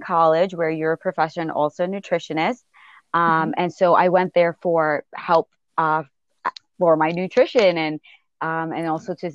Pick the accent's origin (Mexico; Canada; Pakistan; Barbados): Barbados; also born or lived in Bronx, New York; now in New York, United States; there where I really grew up and really learned about food and was really exposed to food